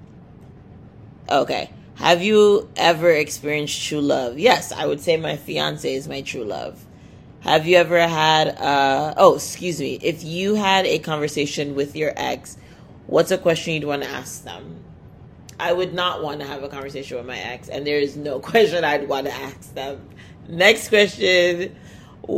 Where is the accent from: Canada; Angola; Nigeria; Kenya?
Nigeria; I'm Nigerian